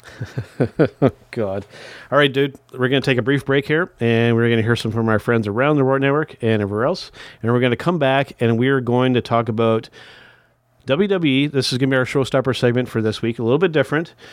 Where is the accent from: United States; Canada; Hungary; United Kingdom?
Canada; As a Canadian